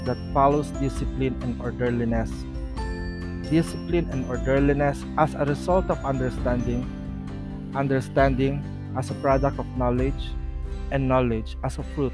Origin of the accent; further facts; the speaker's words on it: Philippines; As Filipino